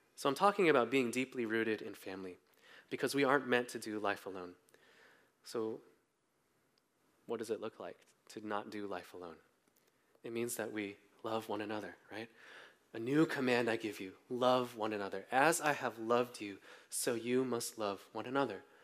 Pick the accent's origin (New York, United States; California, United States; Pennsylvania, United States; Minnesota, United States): California, United States; Bay Area; I grew up mostly in the Bay Area